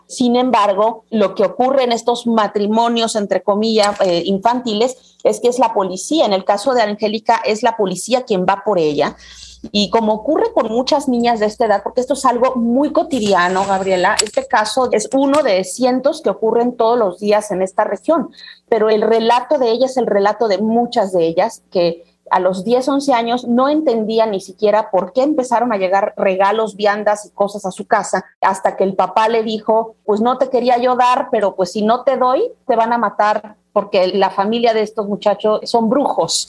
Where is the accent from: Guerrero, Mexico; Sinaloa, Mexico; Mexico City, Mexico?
Guerrero, Mexico; Taxco de Alarcón; also born or lived in Chilpancingo; Yo soy originaria de Tasco de Alarcón, pero curiosamente he vivido pues más de 20 años en Chilpancingo